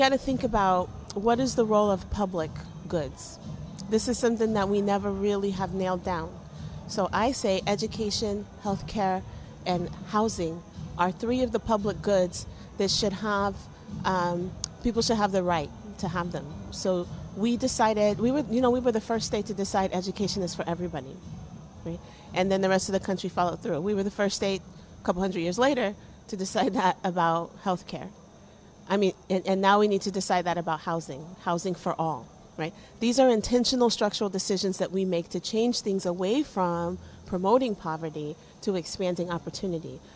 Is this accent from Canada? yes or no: no; Ohio, United States; now in Massachusetts, United States; I grew up in Ohio, and I had to move a lot